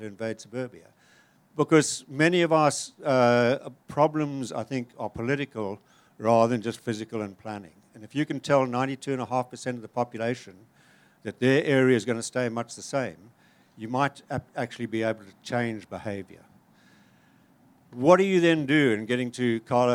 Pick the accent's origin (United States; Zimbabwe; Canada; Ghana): Zimbabwe; moved away; also born or lived in Cape Town; I'm from Zimbabwe